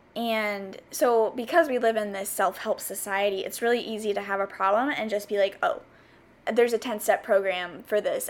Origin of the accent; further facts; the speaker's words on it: the South, United States; moved away as an adult; also born or lived in South Carolina; now in California, United States; growing up in the South